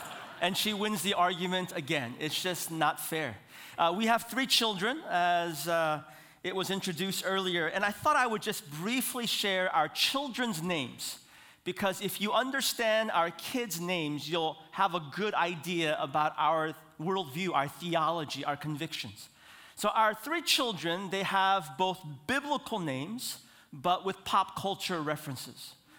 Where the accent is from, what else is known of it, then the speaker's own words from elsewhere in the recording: Seoul, South Korea; born there; I was born in Seoul, South Korea.